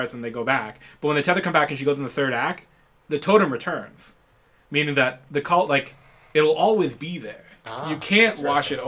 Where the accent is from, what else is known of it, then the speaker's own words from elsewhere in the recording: Ontario, Canada; we grew up in Canada, in particular Ontario